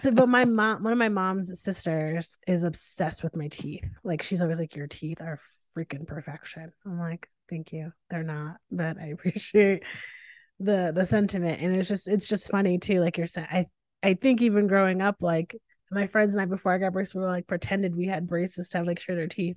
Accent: Northeast, United States; I'm from the Northeast.

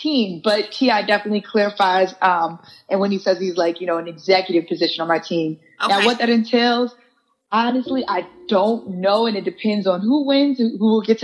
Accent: New York City, New York, United States; I'm from Staten Island, New York

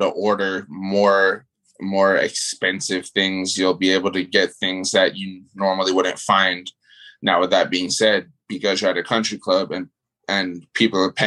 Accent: Miami, Florida, United States; moved away as an adult; also born or lived in New York; now in North Carolina, United States; I was born in New York, but I mean, I moved down to Miami when I was like 8, 9 years old. So, I mean, that's been the majority of my life

